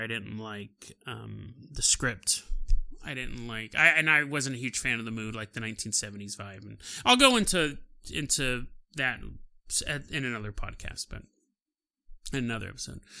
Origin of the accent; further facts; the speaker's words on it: California, United States; I'm from California